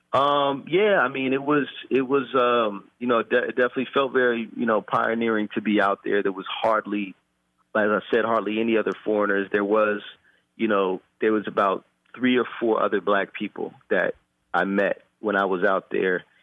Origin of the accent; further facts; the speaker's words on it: Oakland, California, United States; also born or lived in Japan; I was born and raised in Oakland